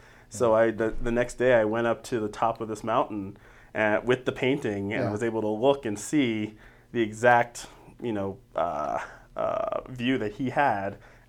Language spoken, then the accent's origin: English; Denver, Colorado, United States; I am from Denver proper. I am a Denver native, born and raised.